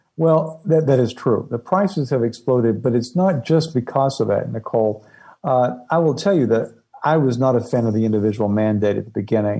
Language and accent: English; East Tennessee, United States; where I grew up in East Tennessee